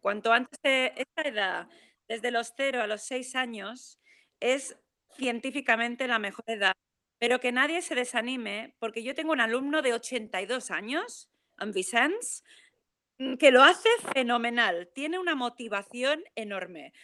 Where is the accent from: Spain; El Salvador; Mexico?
Spain; Palma, Balearic Islands; He nacido en Palma de Mallorca y mi madre es inglesa. Tengo la suerte que siempre mi madre me ha hablado en inglés. Me he criado en un ambiente internacional, me he criado en un hotel